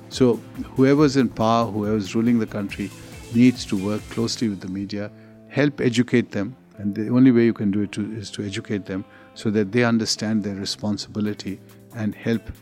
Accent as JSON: {"language": "English", "town": "Abbottabad", "region": "Khyber Pakhtunkhwa", "country": "Pakistan", "tie": "born or raised there", "said": "because I grew up in North Pakistan in a town called Abbottabad, which you will recognize from Osama bin Laden was hiding out there."}